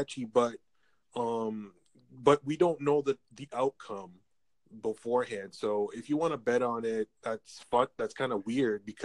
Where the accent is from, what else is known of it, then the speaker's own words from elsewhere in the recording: Canada; I'm from Canada, and we're very proud to be Canadian